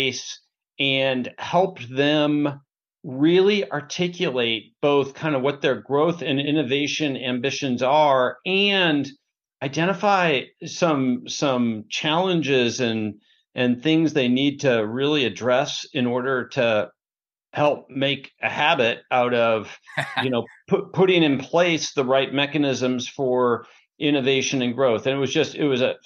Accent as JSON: {"language": "English", "town": "Portland", "region": "Oregon", "country": "United States", "tie": "born or raised there", "moved": "yes", "lives_now": "Bellevue, United States", "said": "I grew up in Portland, Oregon as the youngest of four."}